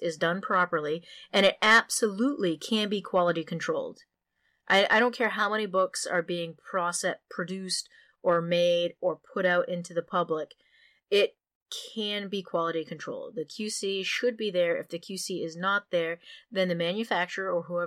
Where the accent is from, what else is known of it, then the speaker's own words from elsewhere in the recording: Maine, United States; I'm from Maine, where L.L. Bean used to have their factories